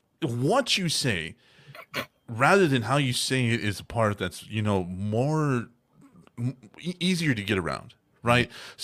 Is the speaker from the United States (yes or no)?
yes; Texas, United States; And we're from Texas, so we don't like